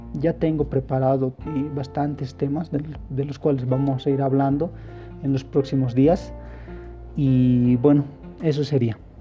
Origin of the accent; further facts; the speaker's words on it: El Alto, La Paz, Bolivia; yo soy de aquí, del Alto, si me estás escuchando de otro departamento y si me estás escuchando de otro país, pues soy de Bolivia.